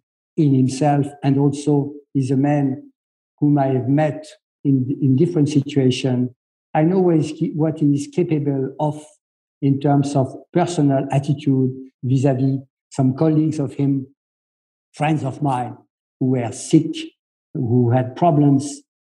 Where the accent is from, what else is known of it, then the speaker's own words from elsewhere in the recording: France; we are the country des Lumières. We are like France des Lumières. We are the country of freedom.